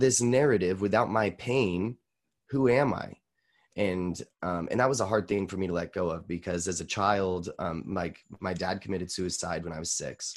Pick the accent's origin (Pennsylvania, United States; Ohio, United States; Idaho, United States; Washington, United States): Idaho, United States; Boise